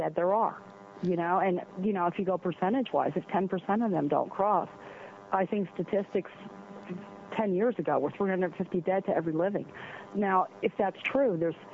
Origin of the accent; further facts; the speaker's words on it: New Jersey, United States; now in California, United States; I was raised in New Jersey